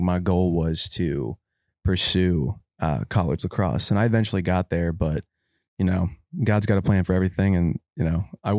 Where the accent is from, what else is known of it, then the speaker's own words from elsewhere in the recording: Hershey, Pennsylvania, United States; also born or lived in Duncannon, Pennsylvania; I'm originally from a place called Duncannon, Pennsylvania, which is an hour north of Hershey.